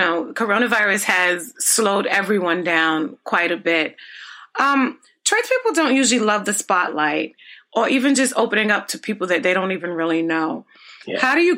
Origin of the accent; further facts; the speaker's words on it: New York City, New York, United States; And as a New Yorker, you're always comparing everywhere you go to New York.